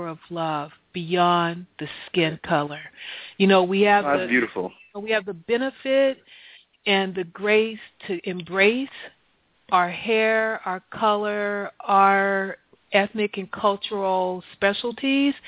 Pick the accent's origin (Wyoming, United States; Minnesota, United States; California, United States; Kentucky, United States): California, United States; moved away; also born or lived in Ohio; we're from California